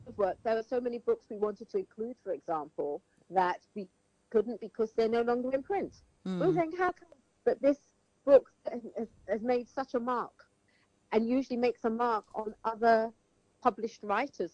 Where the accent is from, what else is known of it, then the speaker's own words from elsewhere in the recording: Sierra Leone; I was from Sierra Leone